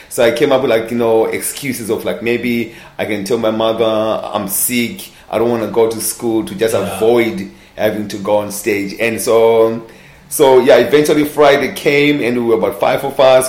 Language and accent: English; Zimbabwe; born and raised in Zimbabwe